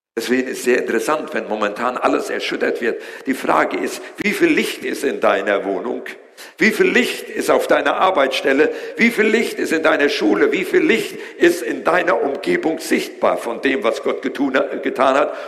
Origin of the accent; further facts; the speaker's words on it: Germany; wir als Deutsche